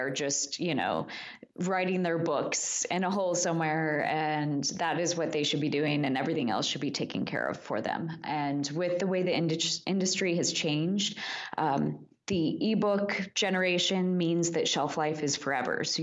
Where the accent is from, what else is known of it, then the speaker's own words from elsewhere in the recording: Midwest, United States; also born or lived in Kansas; I'm from the Midwest